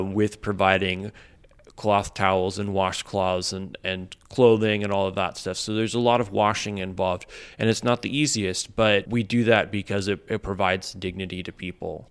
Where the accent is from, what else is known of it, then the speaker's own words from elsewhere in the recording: Midwest, United States; now in Los Angeles, United States; I grew up in the Midwest, and in a very suburban environment.